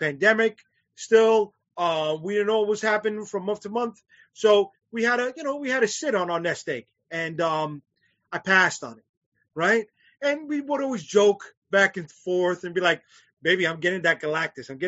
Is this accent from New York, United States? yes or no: yes; New York City, New York, United States; I am originally from Brooklyn, New York